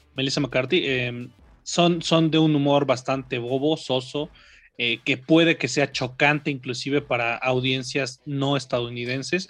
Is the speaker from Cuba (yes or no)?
no; Mexico; para nosotros, como mexicanos, como latinoamericanos